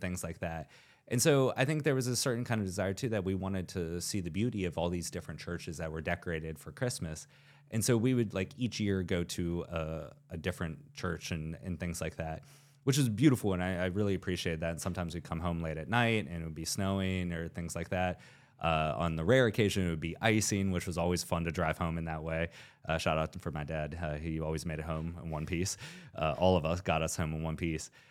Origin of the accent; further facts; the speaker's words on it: southeast rural Ohio, United States; growing up in kind of southeast rural Ohio and, in the upper Ohio Valley.